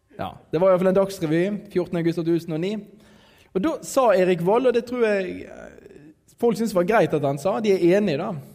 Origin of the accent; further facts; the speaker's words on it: Radøy, Vestland, Norway; jeg er fra Radøy